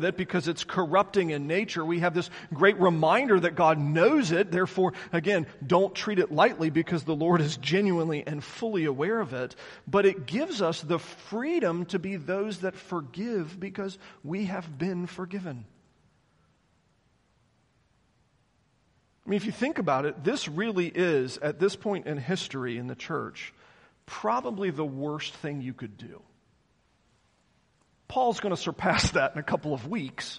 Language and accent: English; the South, United States; I was raised in the South.